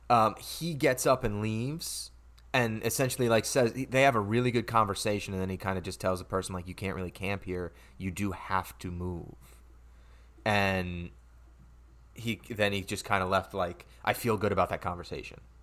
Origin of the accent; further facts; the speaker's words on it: Stamford, Connecticut, United States; moved away as an adult; now in Ridgefield, United States; I'm from Stanford, which is a, a city, you know, if you will, uh, in Connecticut.